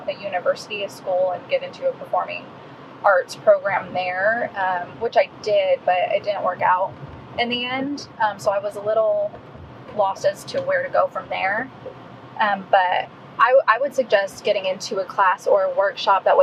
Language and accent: English; Illinois, United States; moved away as an adult; also born or lived in California; now in Dallas, Texas, United States; am an Illinois native, born and raised there for the most part.